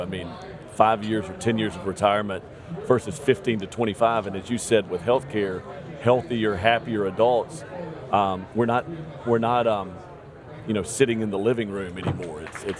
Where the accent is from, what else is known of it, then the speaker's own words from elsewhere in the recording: Mississippi, United States; I'm from Mississippi, so ours is a little lower.